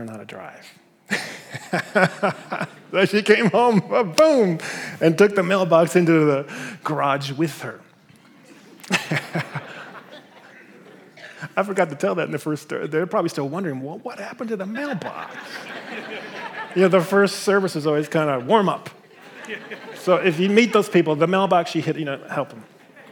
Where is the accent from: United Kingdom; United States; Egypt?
United States; Midwest; I grew up in the Midwest.